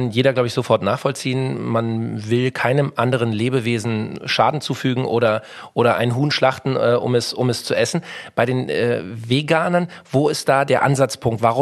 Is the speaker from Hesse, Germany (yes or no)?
no; Berlin, Germany; Ja, oder als Berliner muss ich ja sagen, äh, äh super Dufte, dass du da bist.